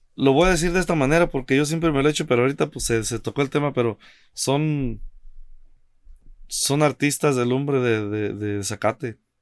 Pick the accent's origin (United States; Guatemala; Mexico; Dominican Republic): Mexico; moved away; also born or lived in Cancún; uno como mexicano